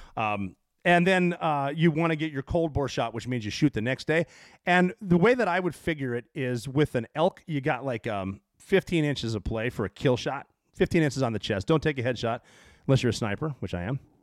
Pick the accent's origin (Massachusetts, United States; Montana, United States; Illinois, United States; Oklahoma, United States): Montana, United States; Butte; moved away; I grew up in Butte.